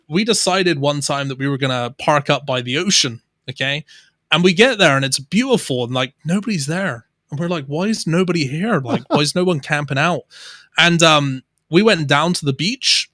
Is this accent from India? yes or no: no; Somerset, South West England, United Kingdom; accent: Somerset; also born or lived in Bristol; I would say I have more of a Somerseitian accent, which is more of like a rural country accent because that's where I grew up